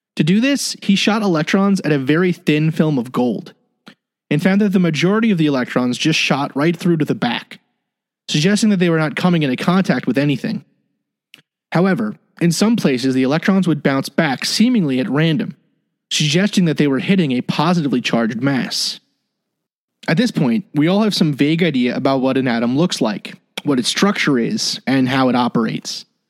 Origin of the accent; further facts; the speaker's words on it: United States; the United States, my home country